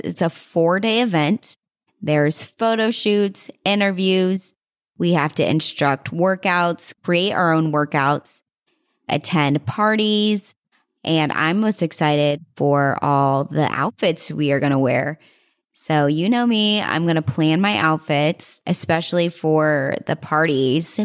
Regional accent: Fort Worth, Texas, United States; now in Arizona, United States; I was born in Fort Worth, Texas.

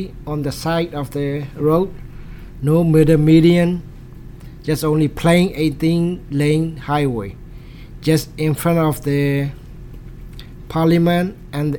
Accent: Yangon, Yangon Region, Myanmar; English is a second language; moved away; my hometown is the capital of Burma.

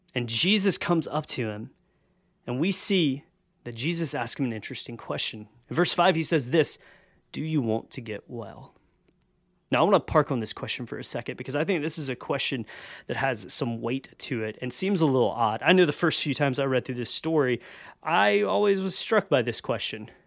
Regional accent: the South, United States; I grew up in the South

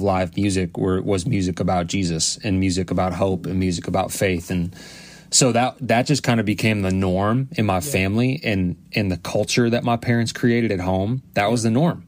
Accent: Cleveland, Ohio, United States; moved away as an adult; now in St. Paul, United States; I'm from the Cleveland, Ohio area originally. That's where I grew up, spent my childhood, high school, up until college

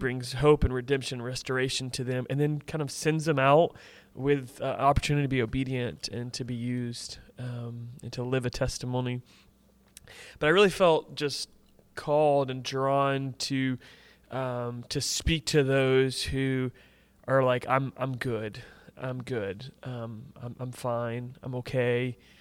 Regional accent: Tampa Bay area, Florida, United States; I grew up in the Tampa Bay area

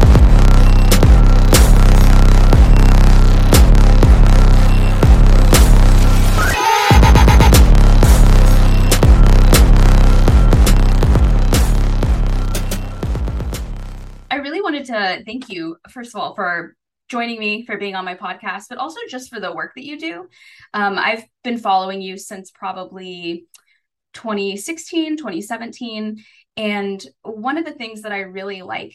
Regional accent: Arkansas, United States; I was raised in the South. I was raised in Arkansas.

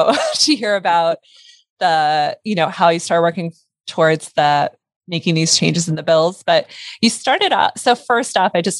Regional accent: Pennsylvania, United States; born there; also born or lived in Delaware; first off, I was born in Pennsylvania, moved to Delaware.

